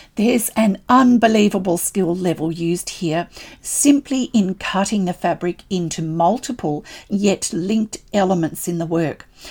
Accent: Australia

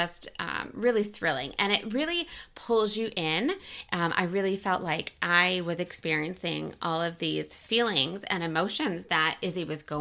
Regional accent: United States; I am also American

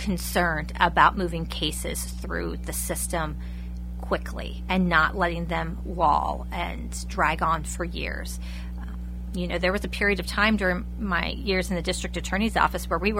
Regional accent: Lebanon County, Pennsylvania, United States; having been born and raised in Lebanon County

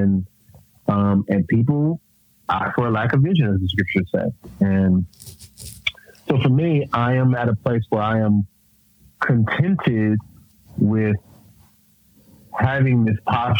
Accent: California, United States; moved away as an adult; also born or lived in Alabama; growing up in California

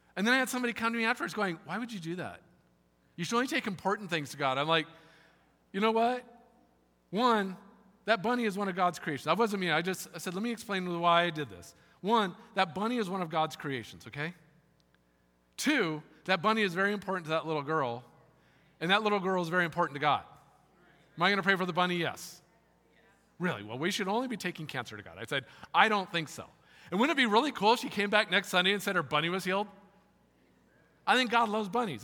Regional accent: California, United States; moved away; also born or lived in South Carolina; I'm from California

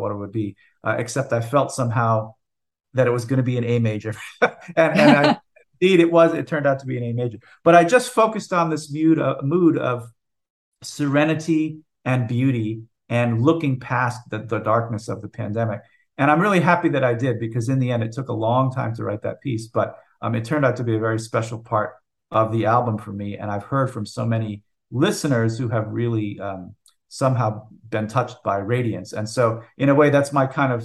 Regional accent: United States; I am an American composer

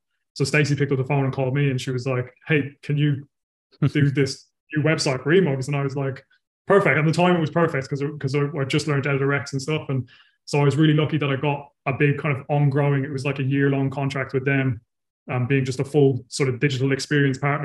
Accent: Ireland; now in New Zealand; I'm originally from Ireland and I live in New Zealand

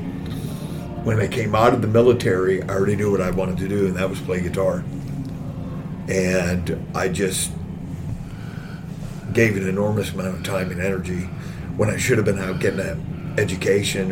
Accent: Oakland, California, United States; moved away as an adult; also born or lived in San Joaquin Valley, California; now in Spokane, United States; I was born in Oakland, California

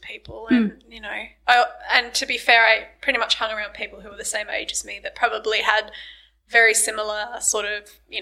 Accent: Launceston, Tasmania, Australia; I grew up in Launceston

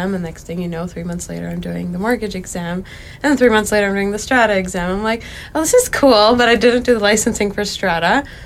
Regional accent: Mission, British Columbia, Canada; also born or lived in Abbotsford, British Columbia; I was born in Abbotsford, and then I was raised in Mission

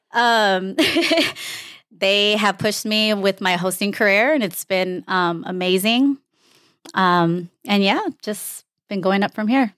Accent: Los Angeles, California, United States; I am from Los Angeles, California

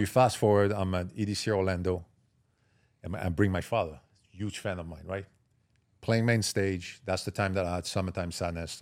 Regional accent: Marseille, Provence-Alpes-Côte d'Azur, France; English is a second language; moved away as an adult; also born or lived in Paris / Miami; I grew up in Marseille, south of France.

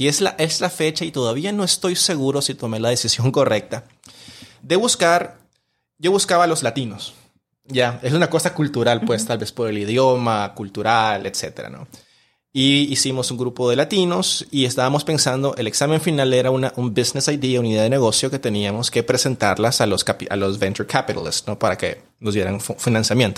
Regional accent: Managua, Nicaragua; yo nací y crecí en un, en un barrio de clase media baja en, Managua

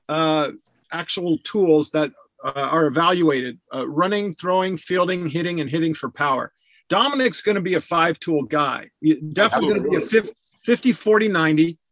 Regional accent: Southern California, United States; I'm born and raised in Southern California.

